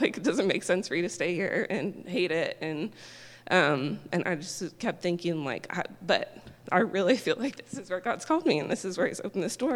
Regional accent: Indianapolis, Indiana, United States; moved away as an adult; also born or lived in Kentucky; now in Texas, United States; I'm originally from Indianapolis and had never been to Texas

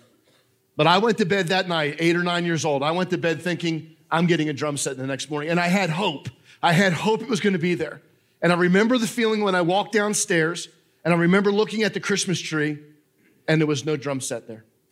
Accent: New Jersey, United States; moved away; I know I'm a Yankee. I don't know if you guys know this. I'm from New Jersey

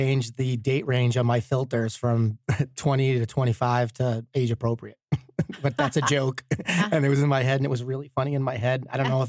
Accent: East Coast, United States; But I'm from the East Coast. I'm a Yankee.

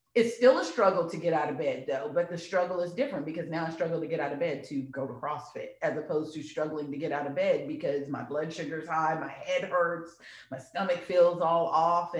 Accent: Louisiana, United States; now in Texas, United States; we're from Louisiana. Like, crawfish is a staple.

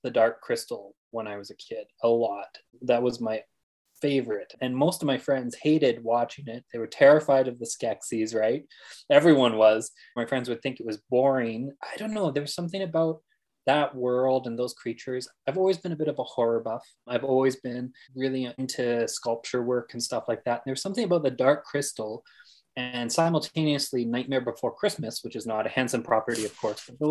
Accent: Fort McMurray, Alberta, Canada; I grew up in Fort McMurray, Alberta.

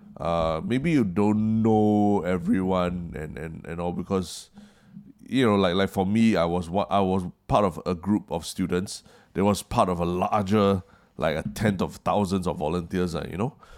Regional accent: Singapore; as a Singaporean

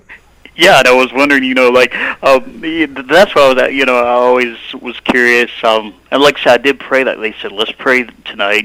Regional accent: North Carolina, United States; now in Ogden, United States; I'm from North Carolina

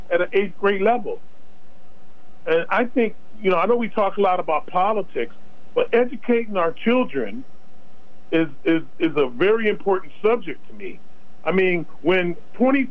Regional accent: Los Angeles, California, United States; I was born and raised in Los Angeles, California, with all the gangs and everything

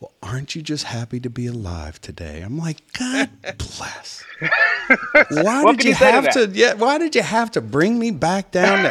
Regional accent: Westwood, New Jersey, United States; now in Florida, United States; I was born, if you could believe this, I was born in Westwood, New Jersey

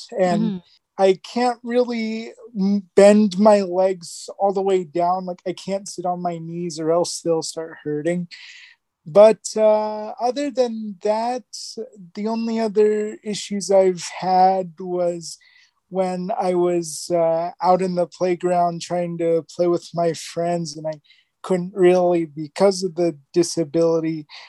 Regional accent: Jordan; now in Canada; We emigrated to Canada from Jordan on November of 1999.

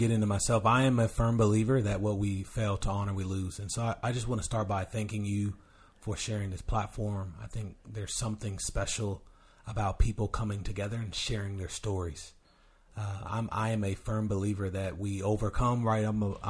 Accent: Sacramento, California, United States; now in Tacoma, United States; I'm kind of a nomad where I'm originally from California, Sacramento, California.

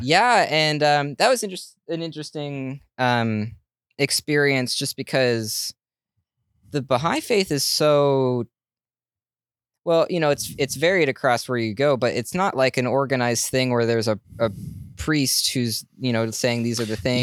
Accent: Portland, Oregon, United States; I'm from Portland

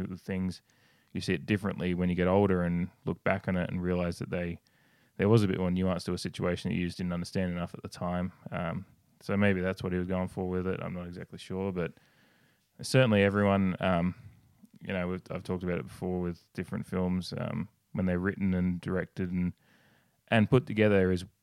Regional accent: Australia; I come from Australia, and it's a different kind of heat.

